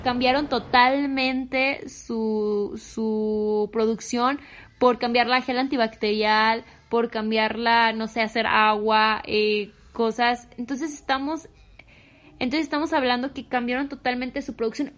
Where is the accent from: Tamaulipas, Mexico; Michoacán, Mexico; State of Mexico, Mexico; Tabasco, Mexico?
Michoacán, Mexico; soy de Michoacán y digo mucho pues